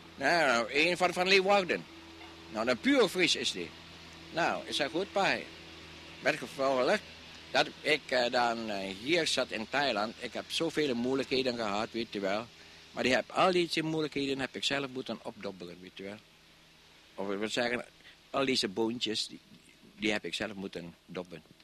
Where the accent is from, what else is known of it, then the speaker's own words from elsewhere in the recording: Indonesia; moved away as an adult; now in Netherlands; Ik ben een Nederlander, al ben ik een Indische jongen, maar ik voel me Nederlander